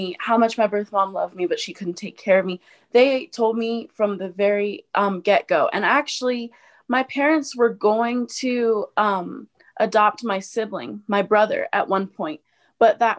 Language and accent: English; Colorado, United States; also born or lived in Tupelo, Mississippi; I was born in Tupelo, Mississippi, and I was adopted at 2 weeks old. And my family is from Colorado, and I've lived in Colorado ever since.